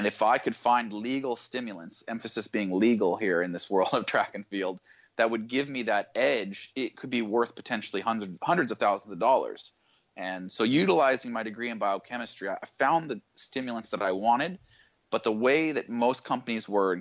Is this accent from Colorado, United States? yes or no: no; Boise, Idaho, United States; I grew up in Boise, Idaho